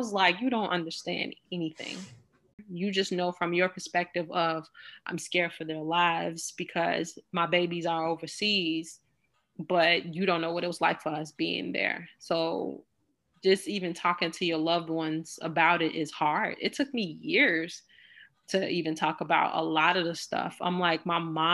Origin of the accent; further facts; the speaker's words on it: Chicago, Illinois, United States; growing up in the Ida B. Wells